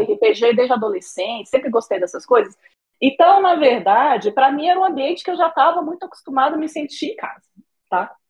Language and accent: Portuguese; Brasília, Federal District, Brazil; moro em Brasília, sou de Brasília mesmo, já estou aqui desde que eu nasci